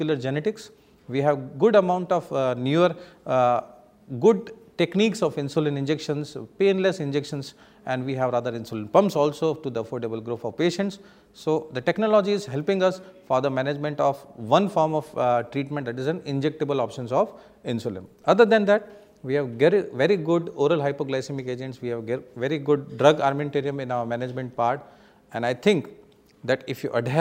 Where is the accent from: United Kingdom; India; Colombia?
India; Being an Indian phenotypic Asian people